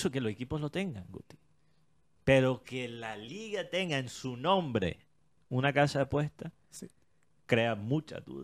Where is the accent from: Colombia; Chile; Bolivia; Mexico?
Colombia; La realidad eh, que tenemos que aceptar como colombianos